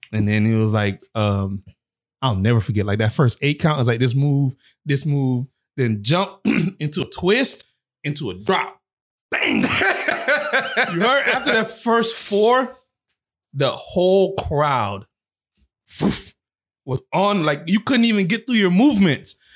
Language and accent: English; South Florida, United States; I'm from South Florida